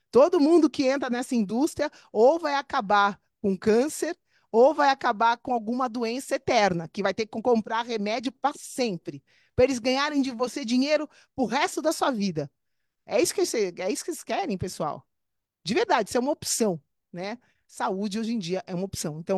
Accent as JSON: {"language": "Portuguese", "country": "Brazil", "moved": "as an adult", "said": "eu me formei em 1998. Olha isso, eu saí do Brasil em 2001, a gente está em 2023."}